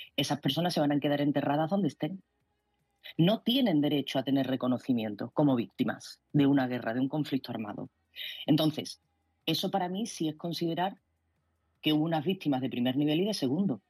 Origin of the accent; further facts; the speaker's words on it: Spain; como española